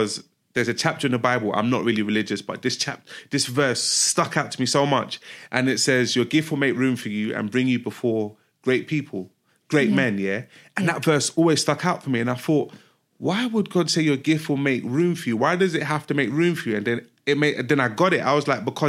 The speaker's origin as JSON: {"language": "English", "country": "Nigeria", "said": "I'm from Nigeria."}